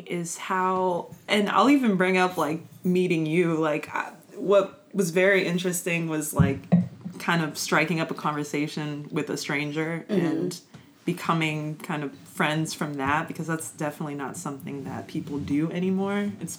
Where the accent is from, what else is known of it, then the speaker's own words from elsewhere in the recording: Virginia, United States; also born or lived in California; Well, I'm kind of from all over, I guess. Like, I hate to be like that person, but there's not one place that I mean, I would say, like, Virginia is where I spent most of my life.